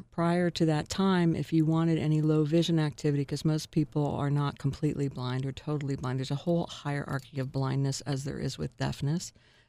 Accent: New York, United States; it reminded me so much of growing up in New York because of the snow

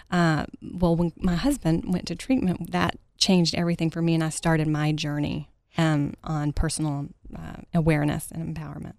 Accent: Mesquite, Texas, United States; I grew up in Mesquite, Texas, home of the rodeo, right outside of Dallas, Texas.

